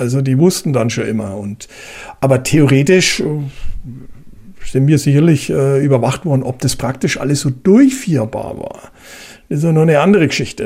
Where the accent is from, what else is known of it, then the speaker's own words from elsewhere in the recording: Germany; Bei uns in Deutschland